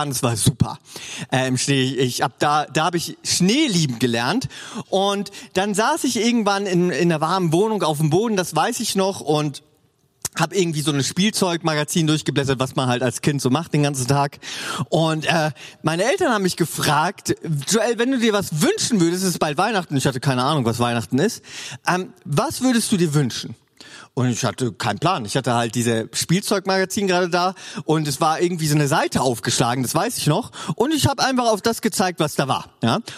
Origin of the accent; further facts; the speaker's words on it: Northern Germany, Germany; Oder moin, ne? Ich komme ja aus dem Norden eigentlich.